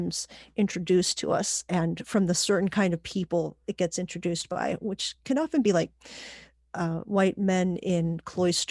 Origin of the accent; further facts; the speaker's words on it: Pittsburgh, Pennsylvania, United States; also born or lived in Puerto Rico; I was born in Puerto Rico and raised in Pittsburgh mostly